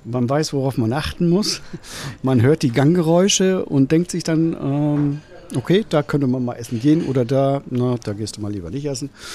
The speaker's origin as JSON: {"language": "German", "town": "Rostock", "region": "Mecklenburg-Vorpommern", "country": "Germany", "moved": "as an adult", "lives_now": "St. Peter-Ording, Germany", "said": "ich komme ursprünglich aus der schönen Hansestadt Rostock"}